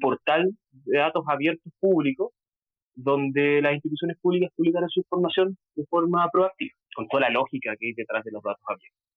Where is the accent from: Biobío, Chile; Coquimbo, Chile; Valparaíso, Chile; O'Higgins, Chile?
Biobío, Chile; Concepción; also born or lived in London; yo soy de Chile, de Concepción, una ciudad que queda un poquito al sur de Santiago